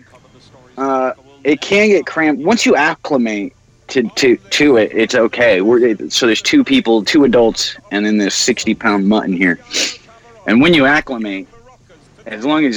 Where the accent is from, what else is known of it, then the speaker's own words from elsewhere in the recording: Huntington Park, California, United States; also born or lived in Bellflower, California; I'm from Huntington Park